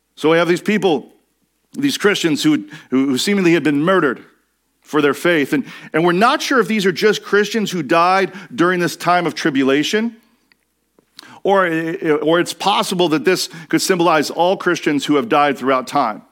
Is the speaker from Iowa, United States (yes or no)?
no; Washington, United States; I grew up in Washington State